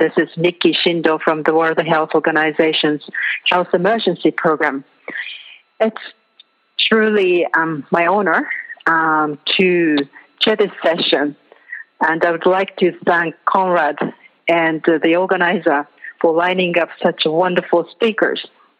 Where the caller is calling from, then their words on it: Nepal; I'm calling from Nepal. It's just past midnight here.